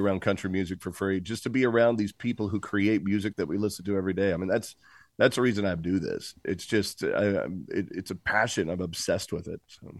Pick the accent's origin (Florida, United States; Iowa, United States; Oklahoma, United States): Oklahoma, United States; Tulsa; moved away; also born or lived in Cincinnati / Boston; I was technically born in Cincinnati and lived in Boston, but when I moved to Tulsa, that's when I truly became, I believe, who I am today